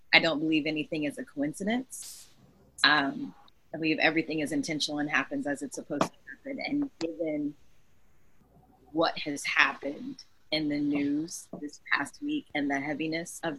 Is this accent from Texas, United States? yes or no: yes; Texas, United States; I'm a Texan